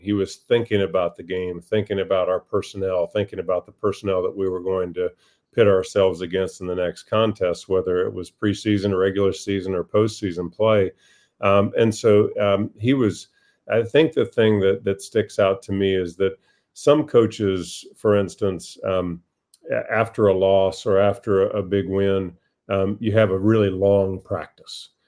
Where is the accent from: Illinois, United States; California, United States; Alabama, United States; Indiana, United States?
Indiana, United States; moved away as an adult; also born or lived in North Carolina / Boston; my home state